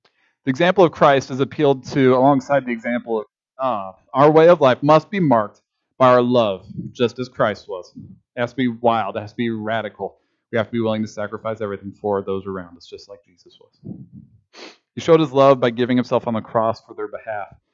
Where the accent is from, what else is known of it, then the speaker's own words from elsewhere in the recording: Kansas, United States; as a Kansan